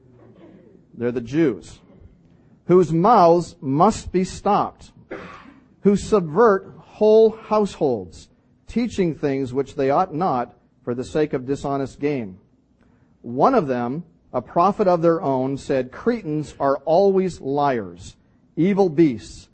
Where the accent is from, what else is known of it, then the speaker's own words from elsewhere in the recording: Canada; I'm Canadian